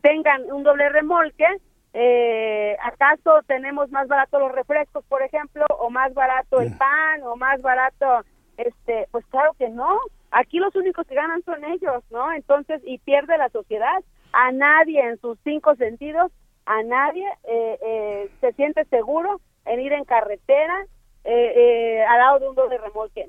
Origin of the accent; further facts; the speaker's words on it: Mexico; quienes perdemos somos los mexicanos